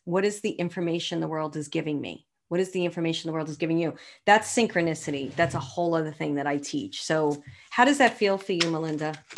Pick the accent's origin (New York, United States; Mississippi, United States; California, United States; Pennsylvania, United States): New York, United States; New York City; moved away; I'm from Brooklyn